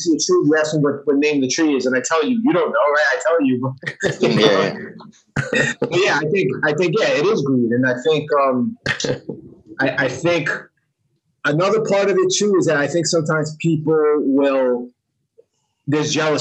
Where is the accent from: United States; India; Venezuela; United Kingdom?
United States; New York; growing up in New York